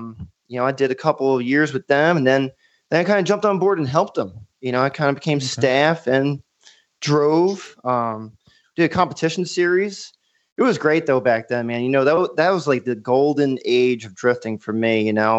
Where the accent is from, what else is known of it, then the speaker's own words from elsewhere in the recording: Myrtle Beach, South Carolina, United States; Okay. So, yeah, I'm from Myrtle Beach, South Carolina.